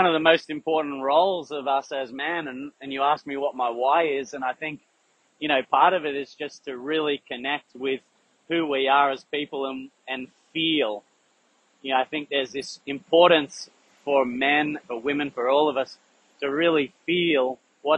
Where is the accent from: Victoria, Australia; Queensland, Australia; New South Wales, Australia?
Victoria, Australia; Melbourne; I grew up in Yarraville in Melbourne in the western suburbs.